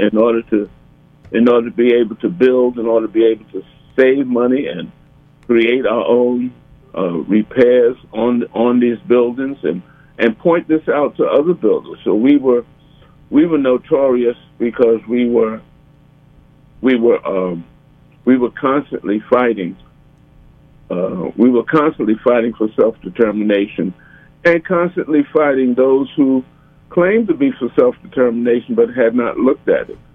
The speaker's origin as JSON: {"language": "English", "town": "New Orleans", "region": "Louisiana", "country": "United States", "tie": "born or raised there", "said": "growing up in New Orleans"}